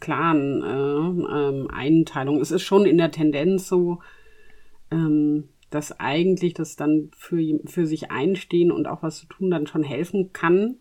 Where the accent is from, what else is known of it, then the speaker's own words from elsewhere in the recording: Germany; bei uns in Deutschland